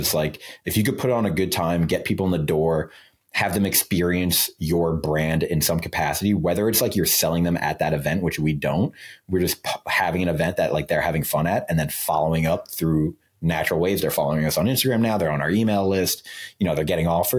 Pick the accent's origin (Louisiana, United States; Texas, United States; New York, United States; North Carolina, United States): New York, United States; Long Island; I'm from Long Island, New York